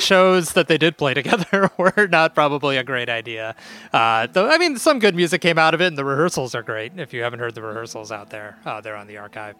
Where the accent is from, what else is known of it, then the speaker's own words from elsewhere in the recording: Chicago, Illinois, United States; as a Chicagoan